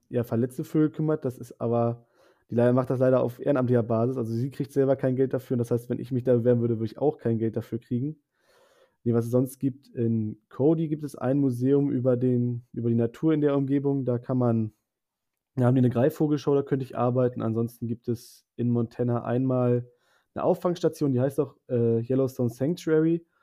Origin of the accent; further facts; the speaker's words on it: Bremerhaven, Bremen, Germany; Also ich komme aus Bremerhaven, also mhm. einer der eher nördlicheren Teilnehmer.